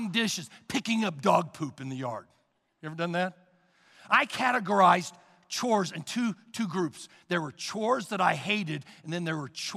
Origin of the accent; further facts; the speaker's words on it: Sugar Creek, Missouri, United States; I was raised in Sugar Creek, Missouri. It is a small town outside the city of Kansas City